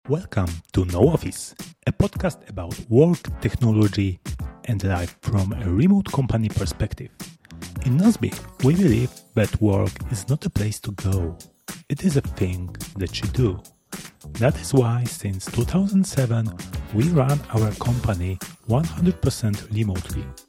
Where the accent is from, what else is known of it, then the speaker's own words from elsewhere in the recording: Poland; we, we are both from Poland